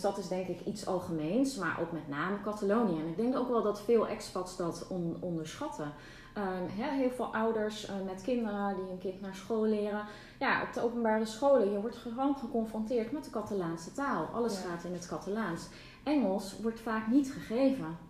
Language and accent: Dutch; Netherlands; moved away as an adult; also born or lived in Barcelona, Spain; now in Castelldefels, Spain; ik een bevoorrecht mens ben als Nederlander